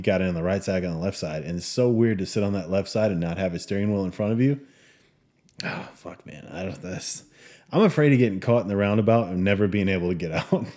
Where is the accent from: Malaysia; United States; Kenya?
United States; moved away; we're American